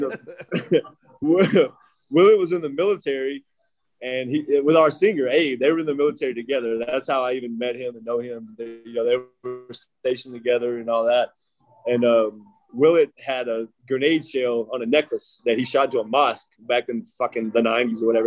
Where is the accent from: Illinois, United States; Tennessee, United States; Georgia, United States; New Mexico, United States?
Tennessee, United States; Nashville; moved away as an adult; also born or lived in Anaheim, California / Norfolk, Virginia / Clearwater, Florida; now in Arizona, United States; I grew up in Tennessee, Nashville area, right outside